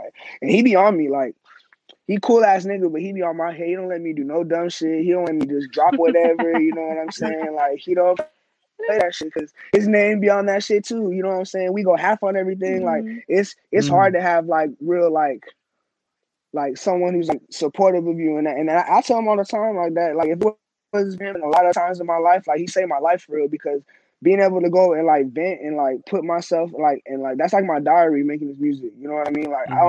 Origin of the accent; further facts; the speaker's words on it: Glendale, Arizona, United States; I grew up on 52nd Avenue in Maryland. Yeah, right there next to Rose Lane. I've lived in Glendale, like, my whole entire life.